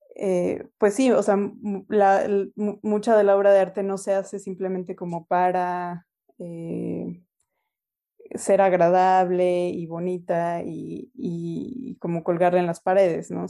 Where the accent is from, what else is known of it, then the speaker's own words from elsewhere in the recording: Mexico City, Mexico; first language Spanish; moved away as an adult; also born or lived in United States; now in Canada; nací y crecí en la Ciudad de México, ahí eh, pues pasé toda mi infancia, mi adolescencia